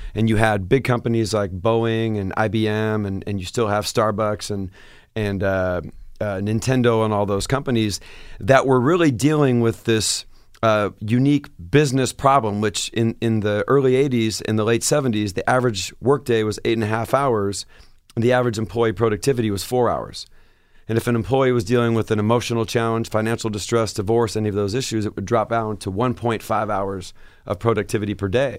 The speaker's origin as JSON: {"language": "English", "town": "Seattle", "region": "Washington", "country": "United States", "moved": "as an adult", "said": "I said, Seattle"}